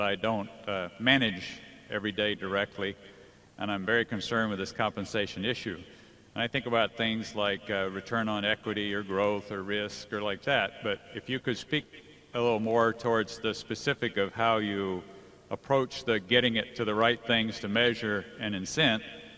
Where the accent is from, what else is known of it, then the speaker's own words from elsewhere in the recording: Menlo Park, California, United States; I'm from Menlo Park, California.